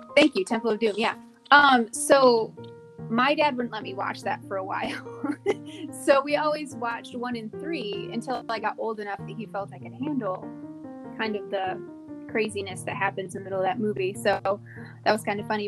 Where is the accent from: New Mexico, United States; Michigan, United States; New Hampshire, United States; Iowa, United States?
Michigan, United States; moved away as an adult; also born or lived in Tennessee / Georgia / Virginia / South Korea; I grew up in Michigan